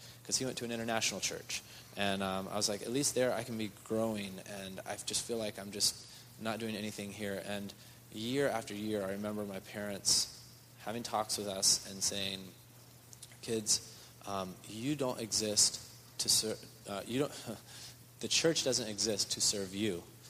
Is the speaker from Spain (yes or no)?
yes; Spain; English is a second language; moved away; Growing up in Spain, the churches in Spain are very, very small overall.